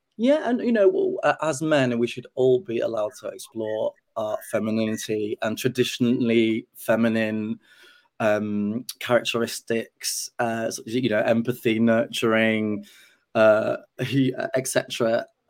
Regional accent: Yorkshire and the Humber, United Kingdom; growing up in Yorkshire in the 80s

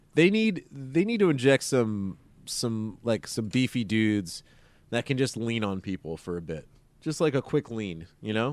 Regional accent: Maryland, United States; I'm from Maryland

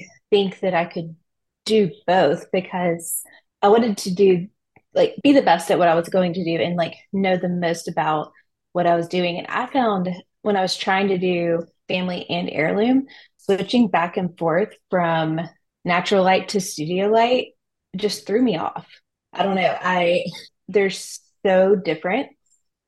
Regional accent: Louisiana, United States; moved away; I'm from Louisiana originally

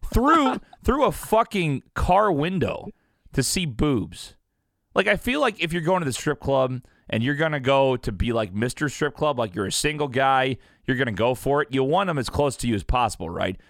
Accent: Southern Illinois, United States; now in Missouri, United States; I now live in Missouri, which I thoroughly enjoy, but, uh, I grew up in Illinois, Nick, and basically, it's Southern

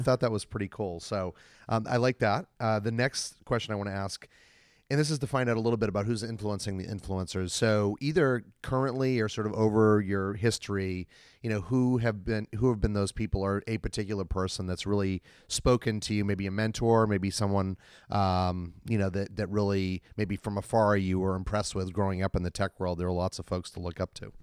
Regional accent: Boston, Massachusetts, United States; I'm from Boston as well

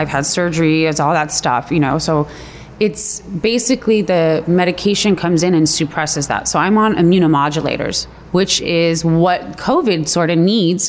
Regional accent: Los Angeles, California, United States; also born or lived in Palos Verdes; Born and raised here in L.A.

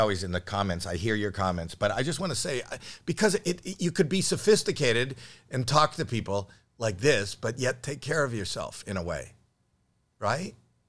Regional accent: Canada; one Canadian seeing another

